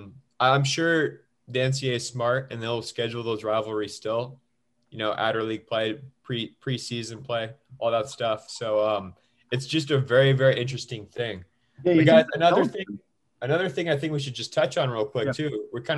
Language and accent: English; Sacramento, California, United States; I'm from Sacramento.